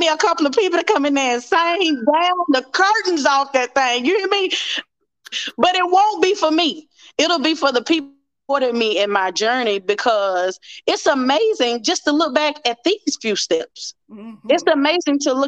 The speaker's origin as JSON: {"language": "English", "town": "Mobile", "region": "Alabama", "country": "United States", "said": "I'm from Mobile, Alabama"}